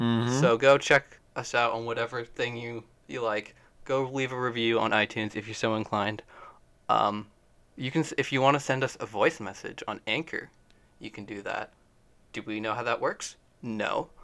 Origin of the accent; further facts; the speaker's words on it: Calgary, Alberta, Canada; We're from Cowtown.